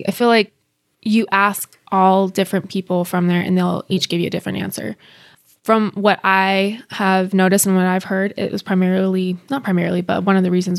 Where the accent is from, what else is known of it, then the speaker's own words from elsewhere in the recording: Bosnia & Herzegovina; I'm from Bosnia. Originally, Yugoslavia had Croatia, Bosnia, Serbia, Slovenia, a huge country.